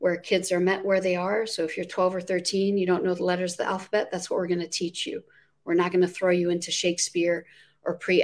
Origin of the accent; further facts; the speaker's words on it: Amman, Amman Governorate, Jordan; moved away as an adult; now in Virginia, United States; I'm born and raised in the Middle East in Amman, Jordan. I came to the United States when I was 18